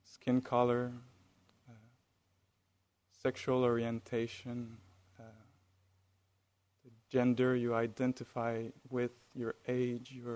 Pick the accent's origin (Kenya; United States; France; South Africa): France; accent: French; with my French accent.